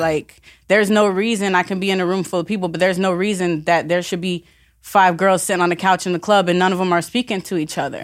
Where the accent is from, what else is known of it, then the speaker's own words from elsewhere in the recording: Vero Beach, Florida, United States; moved away; also born or lived in Orlando / California / North Carolina / Virginia; Originally from Vero Beach, um, but I've traveled all over the country.